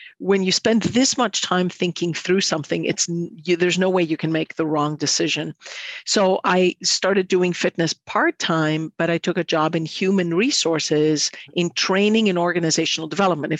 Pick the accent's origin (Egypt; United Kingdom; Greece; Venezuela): Greece; Athens, Attica; moved away as an adult; now in Midwest, United States; I'm from Athens, Greece